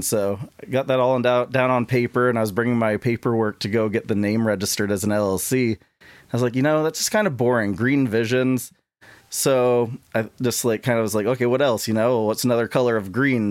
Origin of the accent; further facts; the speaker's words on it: St. Albans, Vermont, United States; also born or lived in Bakersfield, Vermont / Humboldt State University, California; I grew up in Saint Albans, Vermont